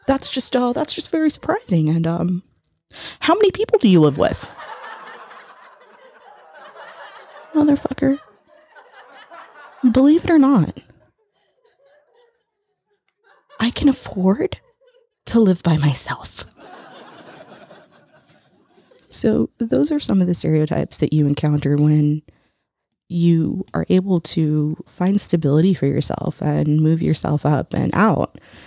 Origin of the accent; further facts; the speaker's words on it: United States; growing up in America as a first generation Latin American